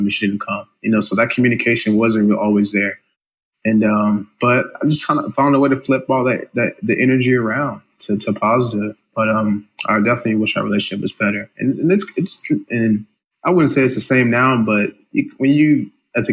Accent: Carson, California, United States; also born or lived in Compton, California / San Dimas, California; So I'm an inner city kid here in LA, born and raised in Carson, Compton, which is kind of next to each other. So Carson, Compton, California

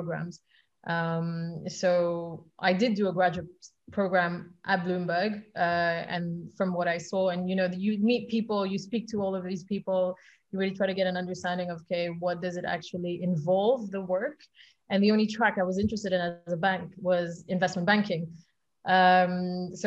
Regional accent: Flanders, Belgium; English is a second language; moved away as an adult; now in London, United Kingdom; So I moved to London actually when I was 18. I'm from Belgium originally. So I was speaking Flemish on a daily basis

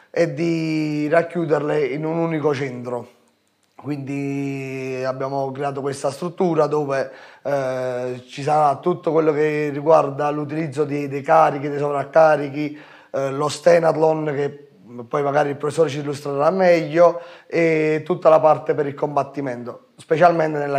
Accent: Ariano Irpino, Campania, Italy; Ci sono io, che sono di Ariano, eh, Paolo Di Rubbo di Montecalvo, il figlio del professore, e Gianmarco Maltese da Grotta Minarda.

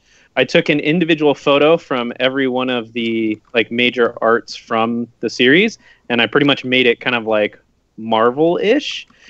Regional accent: Phoenix, Arizona, United States; born there; I was born in Phoenix, Arizona. At the time, my mom was working the ticket counter with me being pregnant.

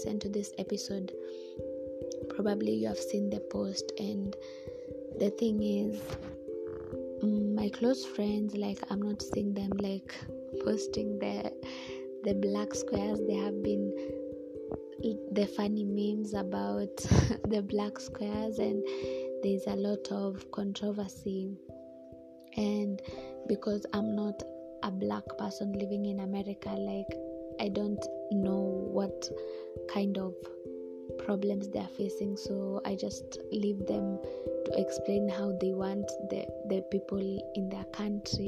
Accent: Kenya; I am a Kenyan

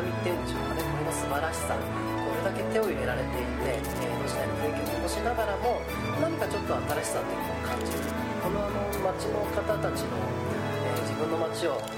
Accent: Ōda, Shimane, Japan; 僕はですねあの同じ大田市の磯竹町が出身なんですね

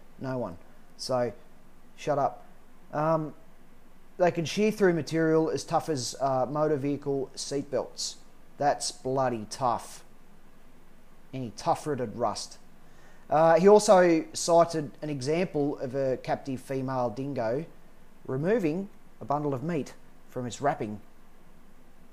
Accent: Australia; I'm Australian

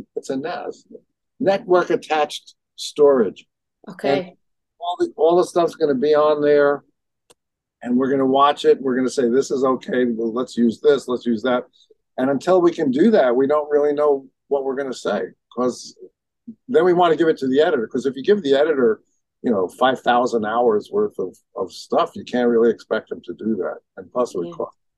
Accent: New York City, New York, United States; in my neighborhood growing up in Brooklyn

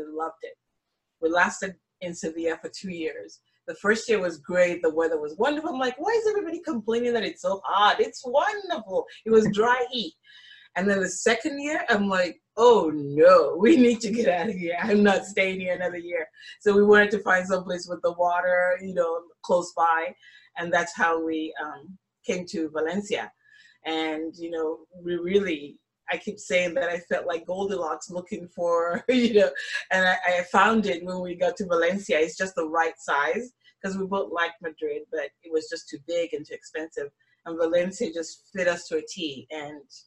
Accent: Nigeria; moved away; also born or lived in United States / Malta; I'm originally from West Africa in Nigeria

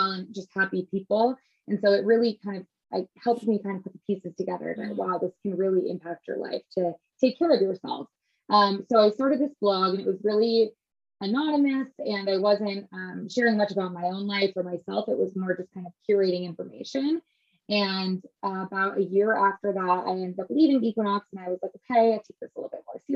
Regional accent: Midwest, United States; also born or lived in Chicago / Los Angeles; now in New York, United States; I grew up in the Midwest

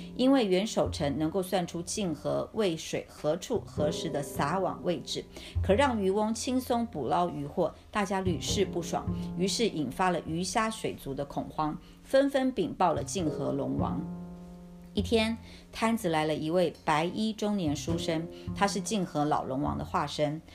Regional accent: Taiwan; 我来自台湾海岛

